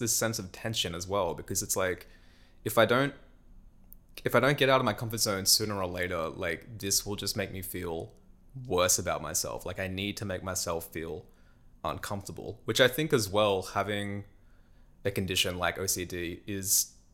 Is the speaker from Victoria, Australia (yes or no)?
no; Newcastle, New South Wales, Australia; moved away as an adult; Australia for me was home and particularly my hometown, Newcastle